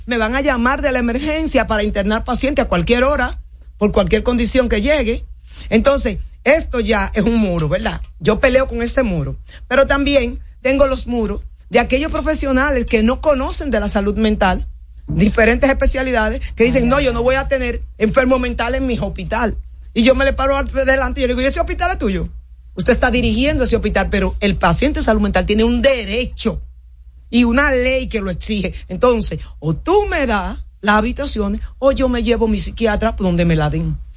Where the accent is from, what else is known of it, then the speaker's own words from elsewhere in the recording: Dominican Republic; nosotros los psiquiatras dominicanos